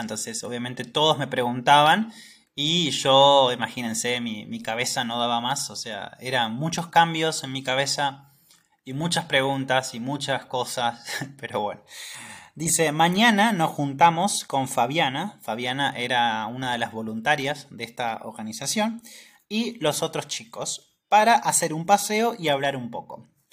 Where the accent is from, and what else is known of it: Argentina